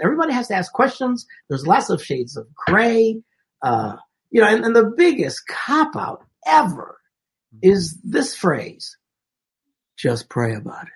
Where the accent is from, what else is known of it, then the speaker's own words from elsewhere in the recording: Wisconsin, United States; Where I grew up in Wisconsin